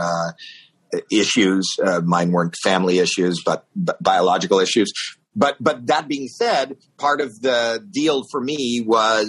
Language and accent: English; Toronto, Ontario, Canada; I'm from Toronto, Canada